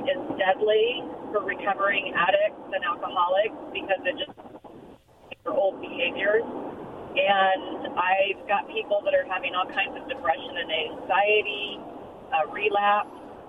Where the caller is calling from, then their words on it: Richland, Washington, United States; I'm calling from Richland.